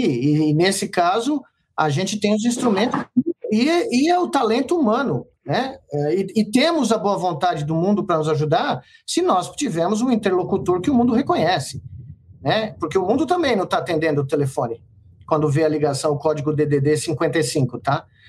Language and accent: Portuguese; Brazil; moved away as an adult; also born or lived in United States; como brasileiro